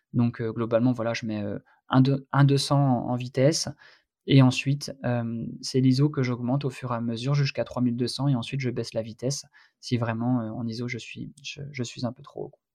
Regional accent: Brittany, France; par chez moi en Bretagne

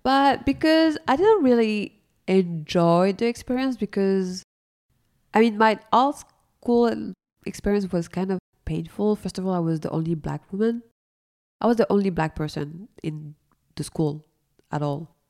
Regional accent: Paris, Île-de-France, France; I'm coming from Paris. I mean, the Paris area

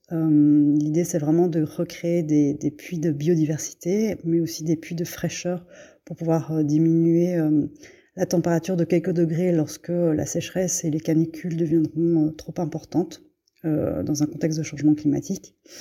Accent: Belgium; moved away as an adult; also born or lived in Brussels, Belgium; now in Bergerac, France; je suis née en Belgique de parents vietnamiens. Je vis actuellement à Bergerac, en Dordogne

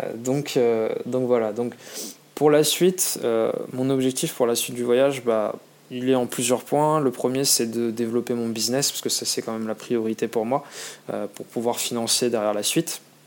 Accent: France; moved away as an adult; now in Australia; on est français

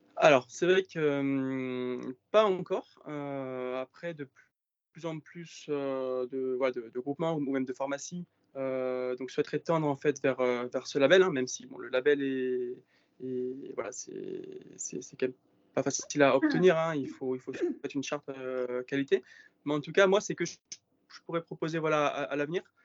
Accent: Var, Provence-Alpes-Côte d'Azur, France; also born or lived in Marseille; je suis originaire du Var et j'habite dans les Alpes-Maritimes

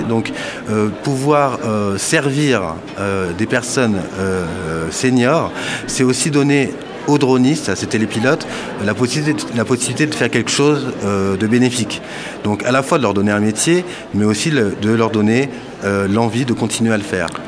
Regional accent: Paris, Île-de-France, France; je suis parisien

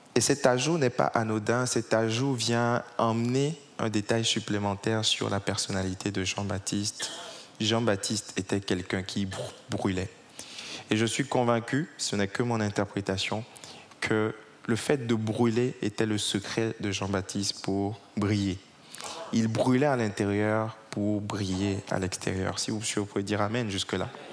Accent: Togo; now in Paris, France; J'ai grandi au Togo, je suis d'origine togolaise

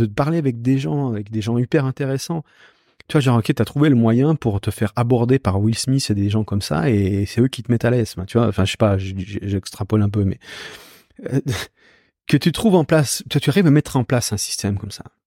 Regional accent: Switzerland; Moi, je suis né en Suisse

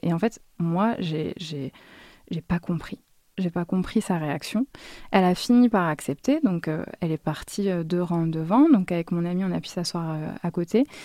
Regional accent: France; moved away as an adult; also born or lived in Egypt; now in Damascus, Syria; je suis française

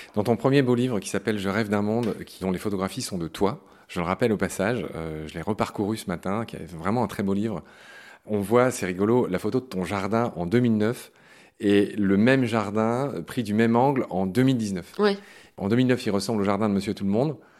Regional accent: Lorraine, Grand Est, France; moved away; dans ma Lorraine natale

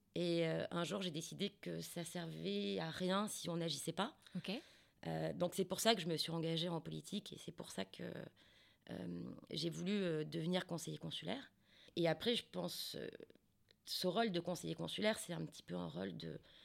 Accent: France; now in Singapore

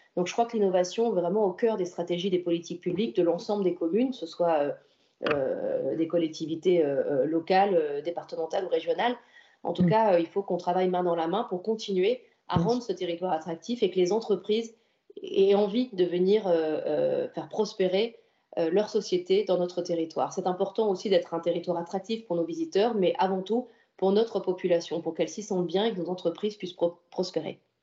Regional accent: Antibes, Provence-Alpes-Côte d'Azur, France; je suis née à Antibes, comme ma famille d'ailleurs, comme mes parents, et c'est un territoire dans lequel j'ai grandi, dans lequel je vis

